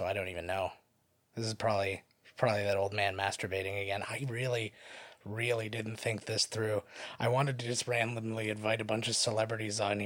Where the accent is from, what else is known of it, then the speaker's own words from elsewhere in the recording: St. Catharines, Ontario, Canada; We are from St. Catharines